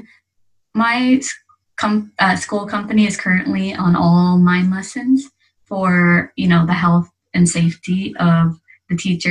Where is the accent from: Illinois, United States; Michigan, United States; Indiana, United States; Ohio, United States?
Indiana, United States; Evansville; moved away as an adult; now in Yokohama, Japan; My hometown is Evansville, Indiana, but I have recently moved to Yokohama, Japan